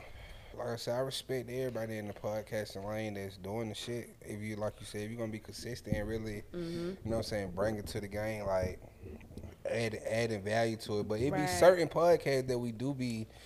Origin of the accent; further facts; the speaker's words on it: Baton Rouge, Louisiana, United States; I'm from Louisiana, Baton Rouge.